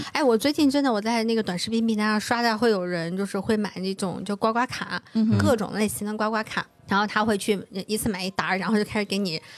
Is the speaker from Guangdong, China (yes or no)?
no; Suqian, Jiangsu, China; 江苏宿迁，就是我的老家那块儿